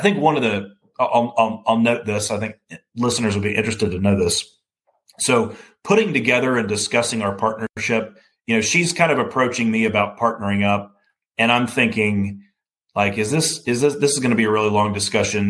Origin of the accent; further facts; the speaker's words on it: Alabama, United States; I grew up in Alabama